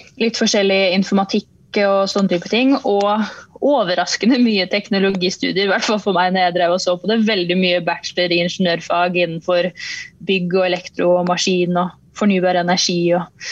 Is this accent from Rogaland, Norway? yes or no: no; Tønsberg, Vestfold, Norway; moved away as an adult; now in Gjøvik, Norway; opprinnelig fra Tønsberg slash Nøtterøy